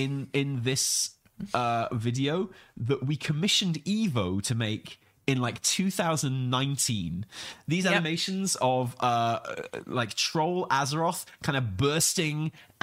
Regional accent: Wales, United Kingdom; But also I'm Welsh and Italian, and I have real difficulties with Welsh and Italian languages because they're so heavily rhotic.

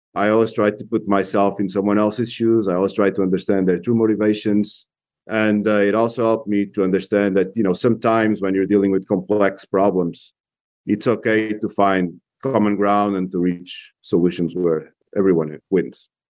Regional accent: Portugal; moved away as an adult; also born or lived in Spain / England / Germany / Brazil; now in United States; I was born in Portugal

